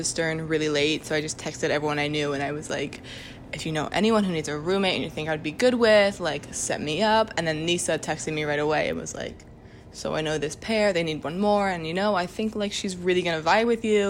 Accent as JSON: {"language": "English", "region": "Maryland", "country": "United States", "said": "I'm from Maryland"}